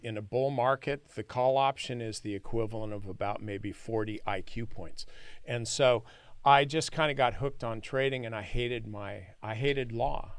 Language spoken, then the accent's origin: English; San Joaquin Valley, California, United States; I grew up in the San Joaquin Valley